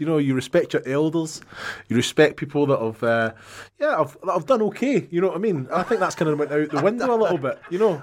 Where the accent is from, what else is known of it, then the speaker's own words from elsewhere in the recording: Scotland, United Kingdom; I'm Scottish, mate.